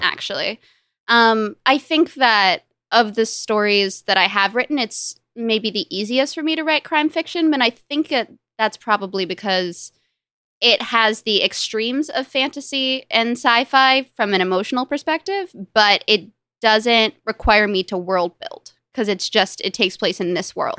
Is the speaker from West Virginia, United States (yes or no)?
no; Los Angeles, California, United States; I grew up in Los Angeles with m, both my parents and my younger brother and my younger sister